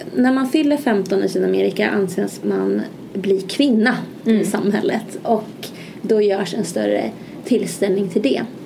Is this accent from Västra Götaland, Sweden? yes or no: no; Malmköping, Södermanland, Sweden; also born or lived in Gävle; Jag är från Malmköping, en liten köping utanför Stockholm, cirka en timme ungefär.